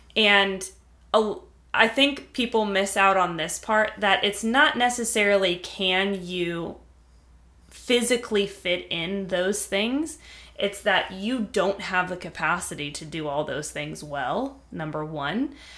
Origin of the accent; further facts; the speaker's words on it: California, United States; moved away; I'm from California. I have, there's so much connection between me and California. It's part of who I am, uh, where I was raised